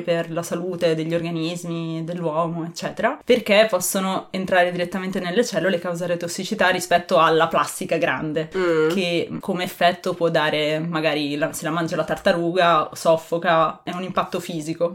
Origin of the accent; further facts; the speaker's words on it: Ferrara, Emilia-Romagna, Italy; sono di Ferrara